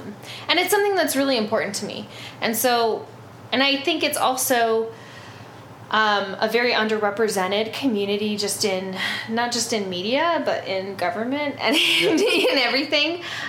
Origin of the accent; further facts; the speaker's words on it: Northern Plains, United States; And I grew up in the Northern Plains around a lot of Lakota culture.